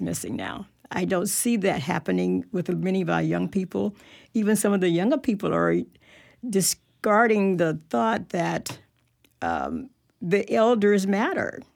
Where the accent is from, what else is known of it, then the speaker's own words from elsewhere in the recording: Tallahassee, Florida, United States; as a younger person growing up in Tallahassee